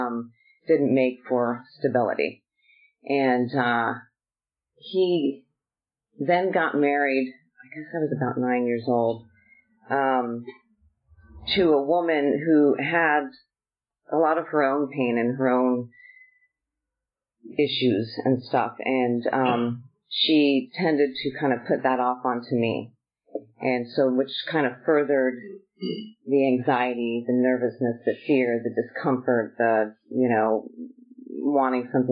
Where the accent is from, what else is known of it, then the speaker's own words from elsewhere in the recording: Southern California, United States; I was born and raised in Southern California